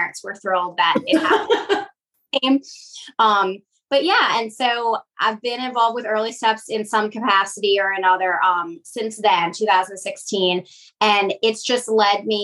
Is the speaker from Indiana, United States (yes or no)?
no; Metairie, Louisiana, United States; I am born and raised here in Metairie